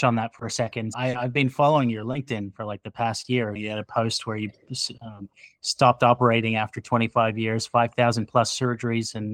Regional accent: Australia; now in New Jersey, United States; I grew up in Australia and I stayed on the East Coast, and then I married a Jersey girl. So I have no choice. I'm stuck in New Jersey forever

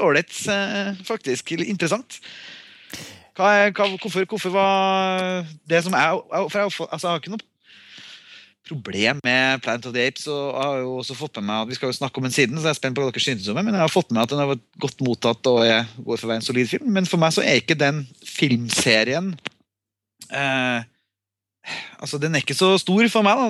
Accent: Norway; jeg er norsk

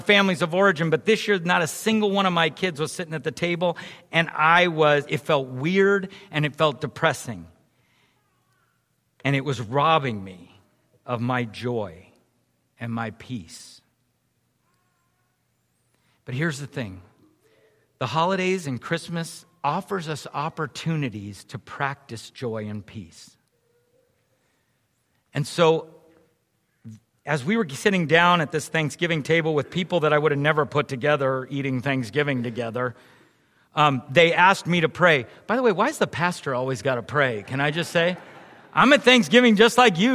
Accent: San Jose, California, United States; I grew up in San Jose

